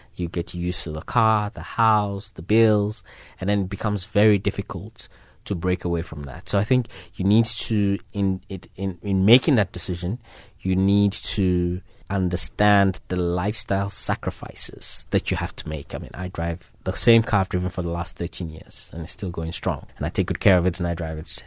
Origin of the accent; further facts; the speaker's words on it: Ghana; I'm from West Africa, so we're very careful like that. I'm from Ghana.